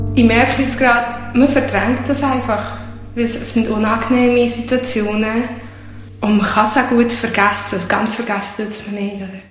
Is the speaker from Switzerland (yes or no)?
yes; Switzerland; die Schweiz ist meine Heimat